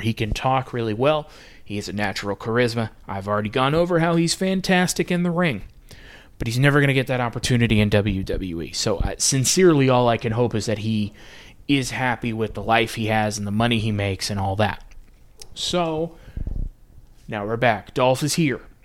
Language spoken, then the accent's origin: English; United States; I'm American